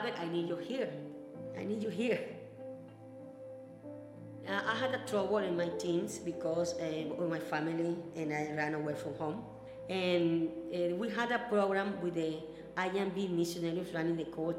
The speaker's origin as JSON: {"language": "English", "country": "Ecuador", "also_born_or_lived": "India", "second_language": "English", "moved": "as an adult"}